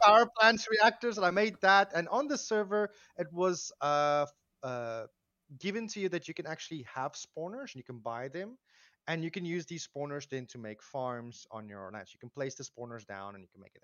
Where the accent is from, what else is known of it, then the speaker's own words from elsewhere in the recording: South Africa; I, uh, live, or I come from South Africa. I live in South Africa still